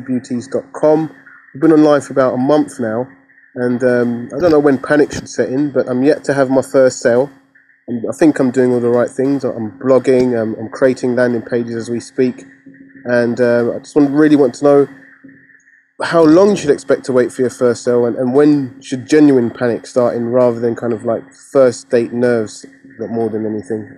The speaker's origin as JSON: {"language": "English", "region": "London", "country": "United Kingdom", "said": "I'm from London in the U K"}